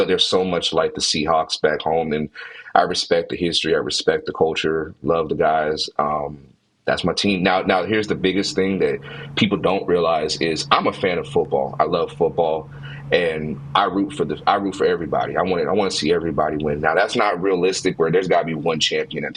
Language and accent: English; Washington, United States; born and raised. My hometown's right in Washington